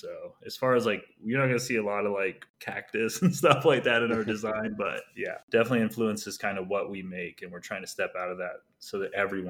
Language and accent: English; Phoenix, Arizona, United States; I'm from Phoenix, though.